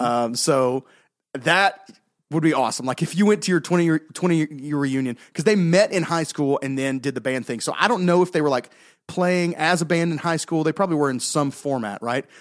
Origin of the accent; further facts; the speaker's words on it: Southeast, United States; We grew up in the Southeast, Braves country as it's now known